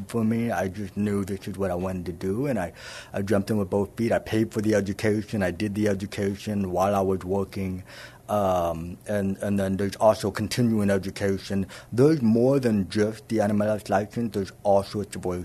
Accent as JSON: {"language": "English", "town": "San Antonio", "region": "Texas", "country": "United States", "tie": "born or raised there", "also_born_or_lived": "Plano, Texas", "said": "So I was born in Plano, which is the Dallas-Fort Worth area, and then I grew up here in San Antonio. My parents relocated to San Antonio when I was 2 years old"}